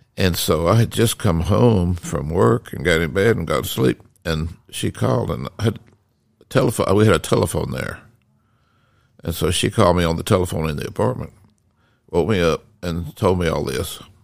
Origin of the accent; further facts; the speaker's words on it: Decatur, Georgia, United States; I grew up in Decatur, Georgia, which is right, it's just right next to Atlanta